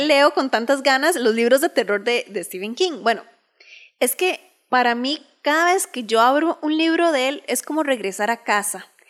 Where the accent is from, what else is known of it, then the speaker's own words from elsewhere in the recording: Costa Rica; nosotros somos de Costa Rica